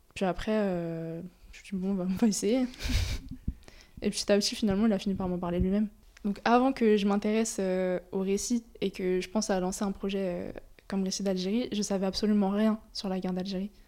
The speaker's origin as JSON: {"language": "French", "country": "France", "tie": "born or raised there", "said": "le fait justement d'être née euh, bah, né en France, d'avoir grandi en France"}